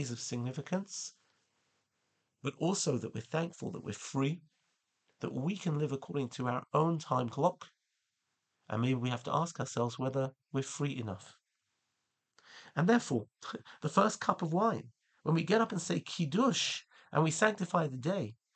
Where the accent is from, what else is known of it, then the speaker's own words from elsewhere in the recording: England, United Kingdom; now in Israel; As a child growing up in England